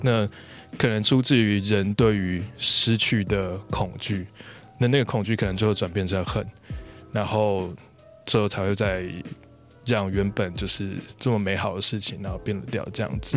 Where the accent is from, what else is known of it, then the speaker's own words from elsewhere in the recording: Yilan County, Taiwan; moved away; 我离开台， 离开宜兰 但是我在回去宜兰的时候，嗯。变成是用另外一种方式在认识我的家乡